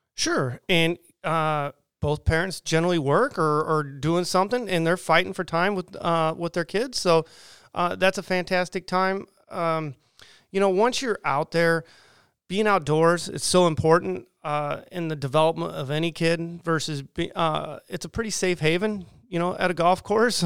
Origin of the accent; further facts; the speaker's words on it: Southern California, United States; now in Quincy, United States; I grew up in Southern California